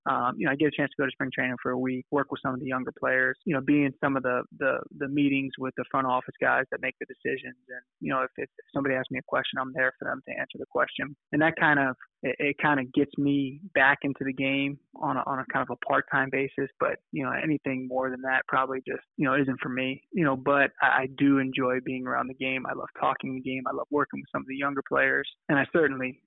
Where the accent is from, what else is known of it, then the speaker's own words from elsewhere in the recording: Virginia Beach, Virginia, United States; And I grew up in the Virginia Beach area of Virginia.